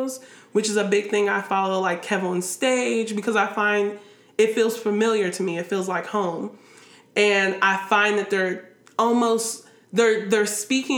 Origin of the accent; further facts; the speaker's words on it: Columbus, Ohio, United States; my childhood or growing up in Columbus, Ohio